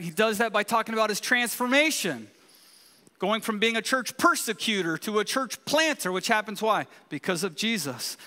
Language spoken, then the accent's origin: English; California, United States; moved away; we're from California